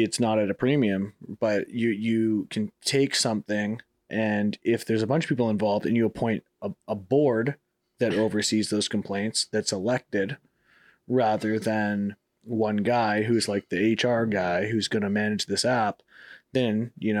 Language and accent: English; Toronto, Ontario, Canada; I'm from Toronto.